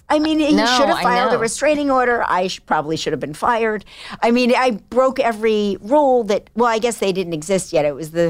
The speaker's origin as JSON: {"language": "English", "region": "New Jersey", "country": "United States", "said": "I was from the South of Jersey."}